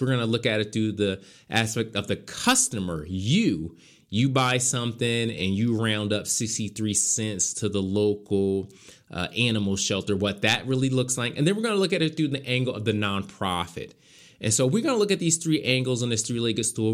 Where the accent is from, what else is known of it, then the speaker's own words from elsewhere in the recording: Philadelphia, Pennsylvania, United States; moved away; I was back in my hometown.